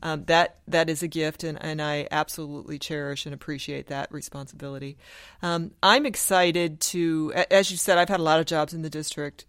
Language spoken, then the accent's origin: English; Sioux City, Iowa, United States; moved away as an adult; also born or lived in Houston, Texas / South Dakota; I grew up in Sioux City, Iowa, which is the corner of Iowa, Nebraska, and South Dakota.